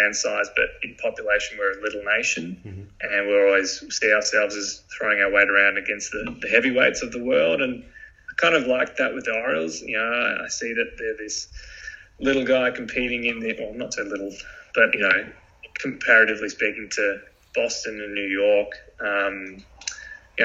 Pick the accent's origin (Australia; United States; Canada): Australia; growing up in Australia, you play sport on weekends